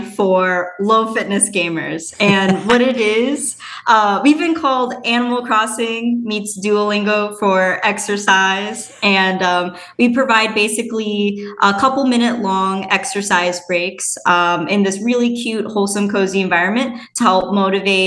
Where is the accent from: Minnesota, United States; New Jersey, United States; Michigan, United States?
Minnesota, United States; moved away as an adult; also born or lived in Madison, Wisconsin / West Coast; I was born and raised in Minnesota